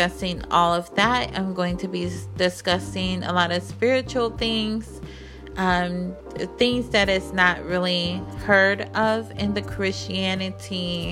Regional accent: Puerto Rico; now in Arkansas, United States; I was born in Puerto Rico

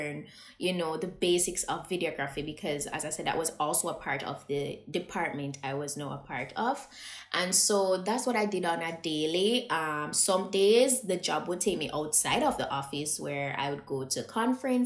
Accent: Jamaica; I being a Jamaican

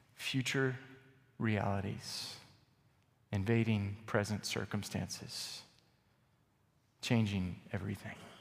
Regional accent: Texas, United States; I'm from Texas.

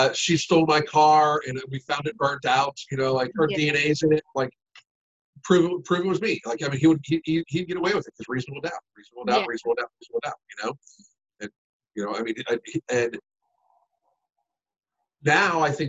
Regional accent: Western Pennsylvania, United States; I grew up in Western Pennsylvania

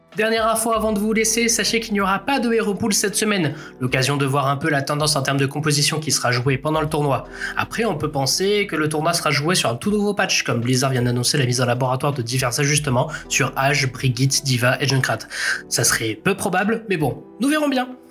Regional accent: France; En tant que Français

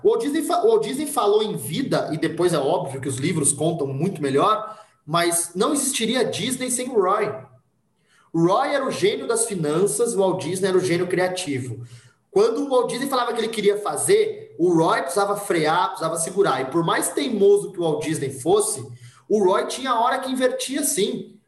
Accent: Monte Mor, São Paulo, Brazil; Eu sou de Montemor

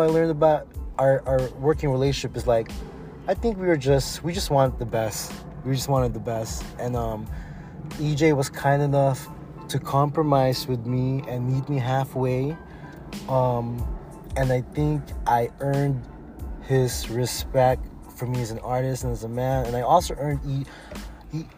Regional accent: Oxnard, California, United States; I'm from Oxnard, California

